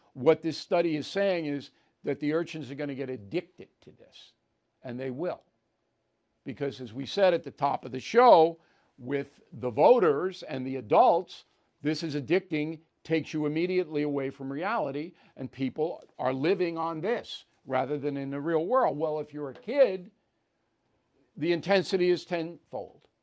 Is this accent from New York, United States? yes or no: yes; New York, United States; my home state of New York